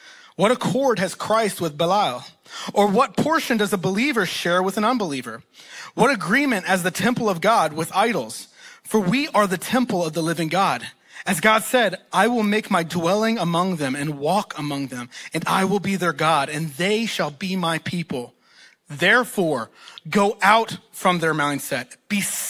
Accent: East Texas, United States; they both went to college in East Texas, and that's where they met, and that's where they got married and had me. So I am from Texas

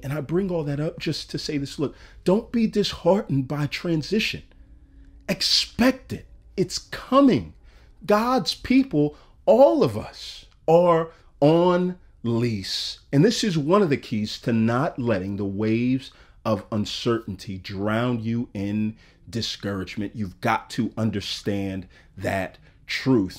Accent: Texas, United States; moved away as an adult; now in Atlanta, United States; I had never lived out of my home country of Texas.

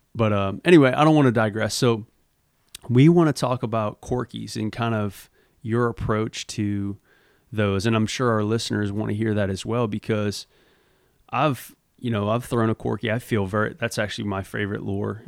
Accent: Louisiana, United States; moved away; also born or lived in Mississippi; growing up in Louisiana

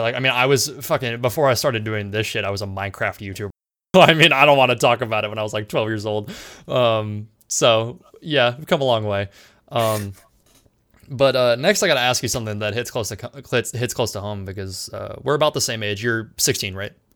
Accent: San Diego, California, United States; I'm from San Diego as well.

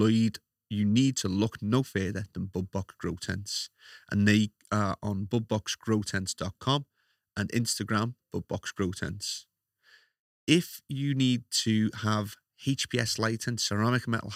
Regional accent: Liverpool, North West England, United Kingdom; accent: Scouse; it's the Scouse accent

